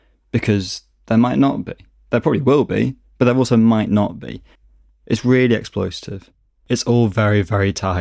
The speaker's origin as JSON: {"language": "English", "town": "Manchester", "region": "North West England", "country": "United Kingdom", "also_born_or_lived": "East London", "moved": "as an adult", "lives_now": "London, United Kingdom", "said": "I'm from Manchester, but I've been living in East London for 3 or so years now."}